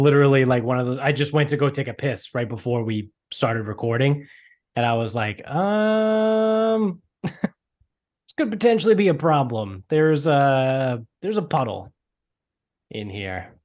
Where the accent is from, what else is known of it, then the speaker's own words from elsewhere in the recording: Medford, Massachusetts, United States; growing up in Medford